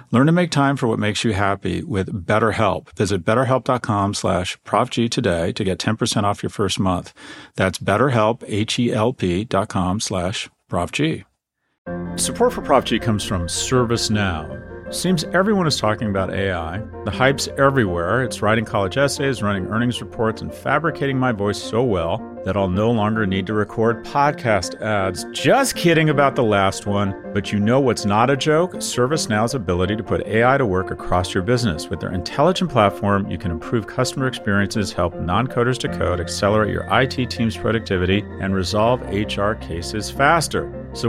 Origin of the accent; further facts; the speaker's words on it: New York, United States; accent: New York; argue it goes to the crown goes to New York, but probably a little bit biased. You can hear it in my accent.